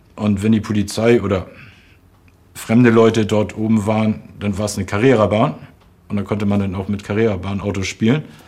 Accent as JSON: {"language": "German", "region": "Hamburg", "country": "Germany", "tie": "born or raised there", "said": "Ich bin am 15. Mai 71 geboren in Hamburg und da lebten meine Eltern noch in Eimsbüttel"}